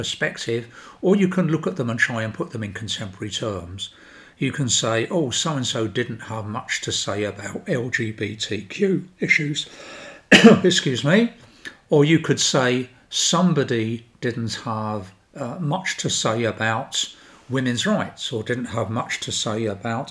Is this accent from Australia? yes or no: no; London, United Kingdom; I come from South London, which you can probably tell anyway